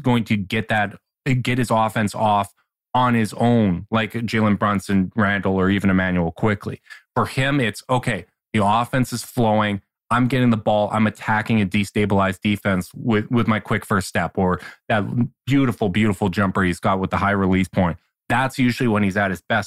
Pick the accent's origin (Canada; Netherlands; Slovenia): Canada; as a Canadian